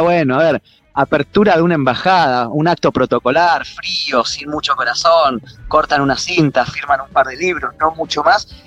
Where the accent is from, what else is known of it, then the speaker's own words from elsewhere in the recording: Argentina; los argentinos somos sudamericanos